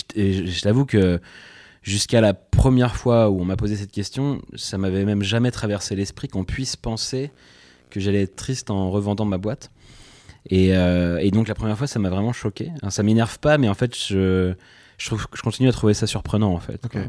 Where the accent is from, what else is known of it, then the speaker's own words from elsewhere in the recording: Pontivy, Brittany, France; moved away as an adult; now in Nantes, France; je suis né à Pontivy, donc en plein centre-Bretagne, où j'ai fait mes études jusqu'au lycée